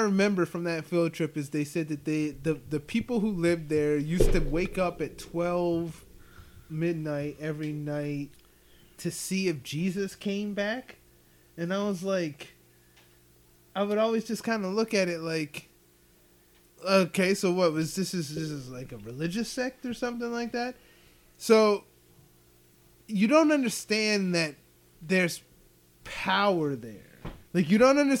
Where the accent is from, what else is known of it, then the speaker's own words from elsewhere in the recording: Ephrata, Pennsylvania, United States; I was from Ephrata and, like, Lancaster County